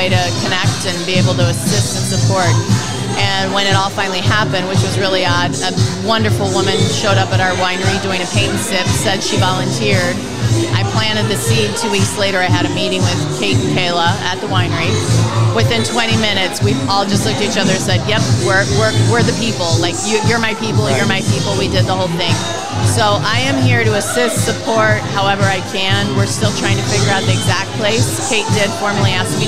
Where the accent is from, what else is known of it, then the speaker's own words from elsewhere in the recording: Midwest, United States; now in Los Angeles area, United States; I'm originally from the Midwest